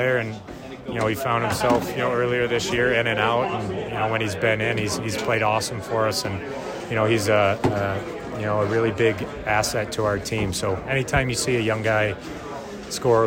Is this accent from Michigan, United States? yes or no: yes; Detroit area, Michigan, United States; I'm not from Detroit either, but I just say that I'm from Detroit.